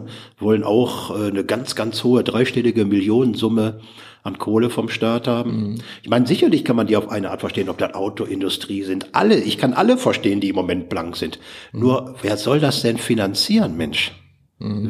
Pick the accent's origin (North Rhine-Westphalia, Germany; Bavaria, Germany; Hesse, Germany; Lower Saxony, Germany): North Rhine-Westphalia, Germany; Ruhr area; bei uns im Ruhrpott